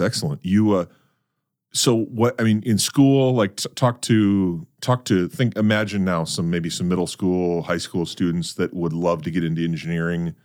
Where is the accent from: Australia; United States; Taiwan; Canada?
United States; North Dakota; now in Brandon, United States; I'm a North Dakota kid